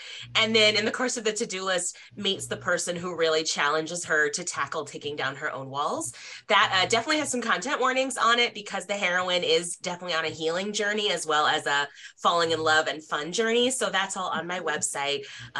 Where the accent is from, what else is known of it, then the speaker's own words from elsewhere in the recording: Nebraska, United States; also born or lived in Tokyo, Japan / London, United Kingdom / California; I grew up a military brat. So I was born in Tokyo, lived in London, California, and my parents moved to Nebraska when I was in middle school, which is where they retired.